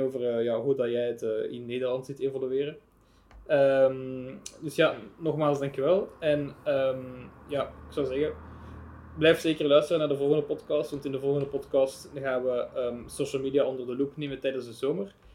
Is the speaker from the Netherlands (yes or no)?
no; Belgium